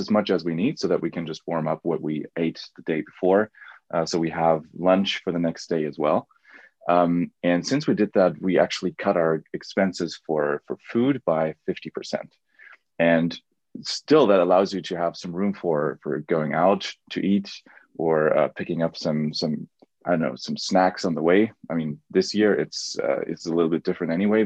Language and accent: English; Germany; I'm from Germany